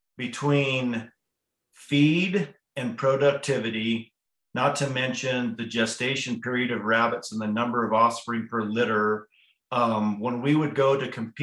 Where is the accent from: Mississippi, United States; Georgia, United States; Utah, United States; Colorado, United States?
Colorado, United States; Hotchkiss; I was born and raised in Hotchkiss, Colorado, which is a little town just down the road from Crawford